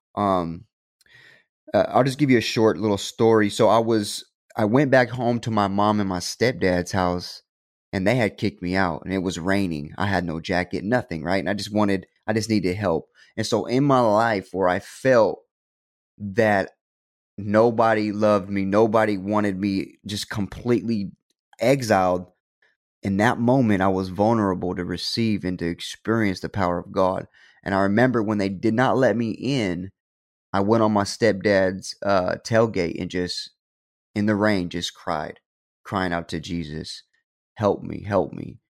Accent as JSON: {"language": "English", "town": "Stockton", "region": "California", "country": "United States", "tie": "born or raised there", "said": "I was born and raised in Stockton"}